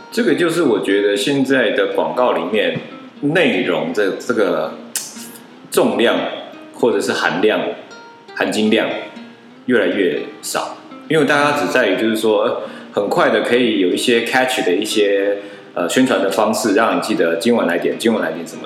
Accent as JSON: {"language": "Chinese", "country": "Taiwan", "also_born_or_lived": "United States", "said": "我们台湾人或者中国人"}